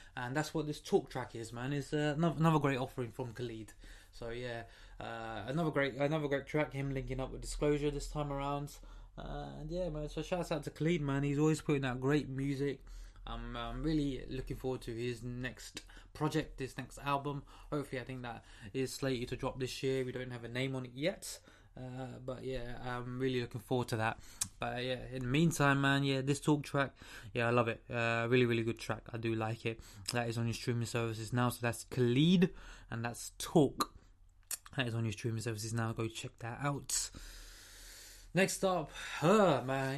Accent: London, United Kingdom; I'm from the UK. I'm from London

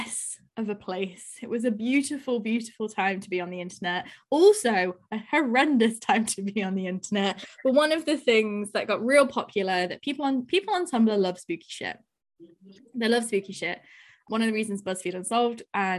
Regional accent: Nottingham, East Midlands, United Kingdom; I'm from Nottingham

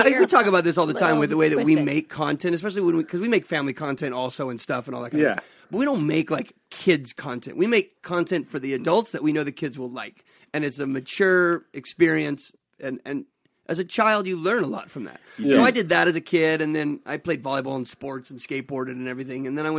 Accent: Los Angeles, California, United States; moved away as an adult; now in Las Vegas, United States; I grew up in L.A.

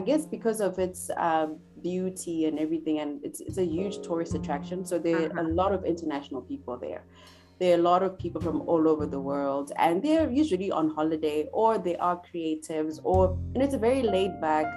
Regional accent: Harare, Zimbabwe; now in Johannesburg, South Africa; I grew up in Zimbabwe in Harare

